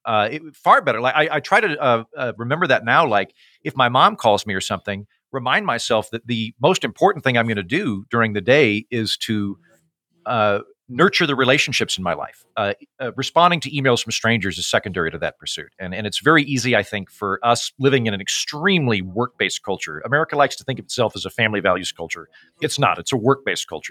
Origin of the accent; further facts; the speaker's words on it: Oklahoma, United States; moved away; I'm from Oklahoma, which is the holster of the Bible Belt